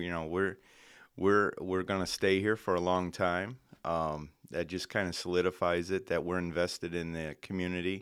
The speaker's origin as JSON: {"language": "English", "region": "Indiana", "country": "United States", "tie": "born or raised there", "moved": "yes", "said": "I grew up in Indiana"}